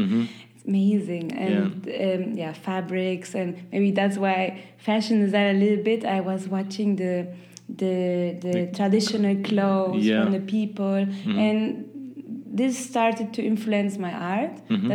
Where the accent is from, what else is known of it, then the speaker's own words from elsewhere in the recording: Peru; also born or lived in Chile / Germany; I am from Peru and Chile, but I was born in Germany, so I didn't have this connection to, I don't know how to say it, but yeah, it was like, okay, I'm from there